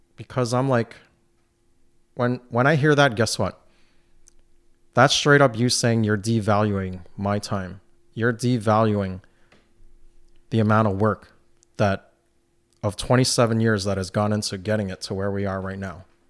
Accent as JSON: {"language": "English", "town": "New York City", "region": "New York", "country": "United States", "tie": "born or raised there", "also_born_or_lived": "Brooklyn", "moved": "yes", "lives_now": "North Country, United States", "said": "Growing up in New York City"}